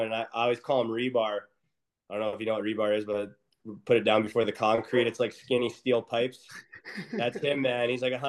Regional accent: Brainerd, Minnesota, United States; born or raised there

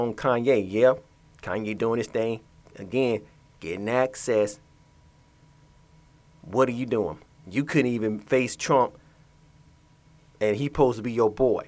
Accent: Atlanta, Georgia, United States; as a person that was born and raised in Atlanta

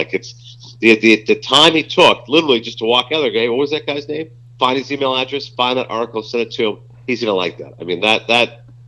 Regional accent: Toronto, Ontario, Canada; I was born in Toronto. My parents are from Pakistan

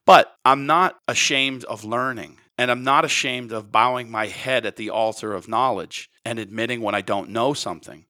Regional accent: United States; as an American

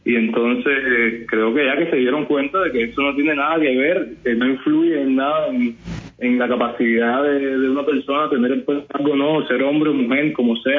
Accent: Pinar del Río, Cuba; moved away; Flavia y yo, que venimos juntos desde Pinar del Tío, que nos conocemos antes de entrar a la ENA

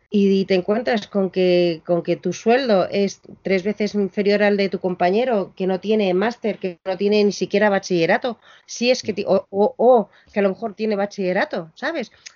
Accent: Chile; also born or lived in Argentina; now in Madrid, Spain; Yo soy chilena, tenemos mucha mezcla de sangres

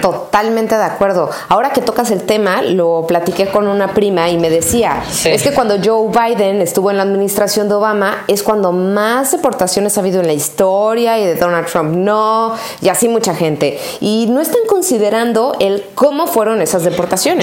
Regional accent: Mexico; unirnos nuevamente como mexicanos

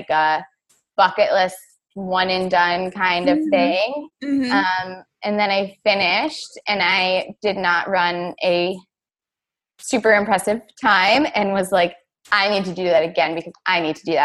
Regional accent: New York, United States; moved away; I'm from New York, not the city

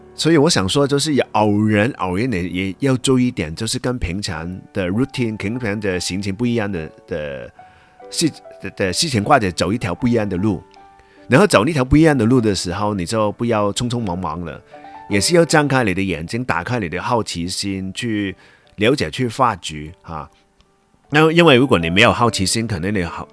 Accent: Hong Kong; accent: Hong Kong-accented Mandarin; first language Cantonese; Chinese is a second language; 因为我是香港人嘛

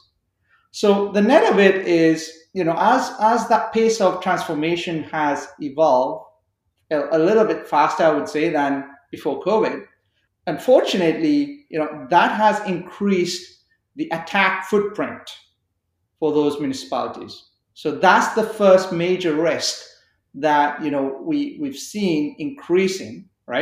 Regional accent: Canada; as Canadian citizens

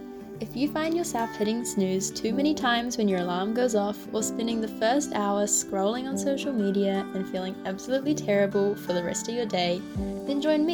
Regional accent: New Zealand; I'm a Gen Z student born and raised in New Zealand

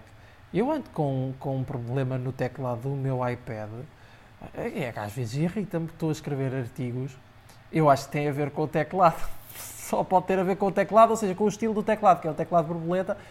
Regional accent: Aveiro District, Portugal; Eu sou de Oliveira das Mães, mais propriamente distrito de, de Aveiro

